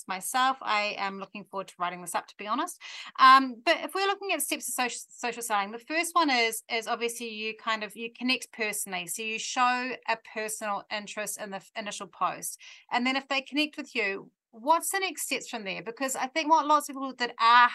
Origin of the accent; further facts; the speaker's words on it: New Zealand; we're Kiwis